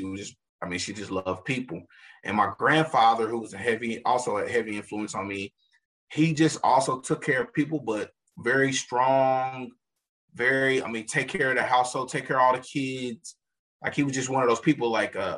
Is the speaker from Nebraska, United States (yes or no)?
no; Kansas City, Missouri, United States; I'm a Kansas City native, born and raised. I grew up in Midtown